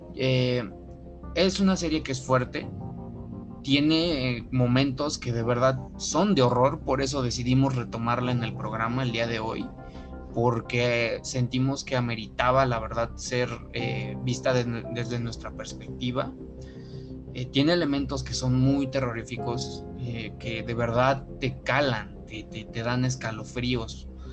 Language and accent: Spanish; Mexico; nosotros de nuestro punto de vista como mexicanos